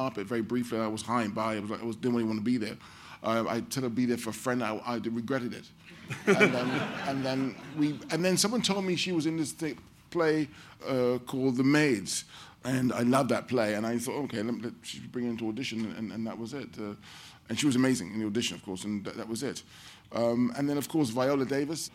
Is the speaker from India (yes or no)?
no; London, United Kingdom; as a black child growing up in London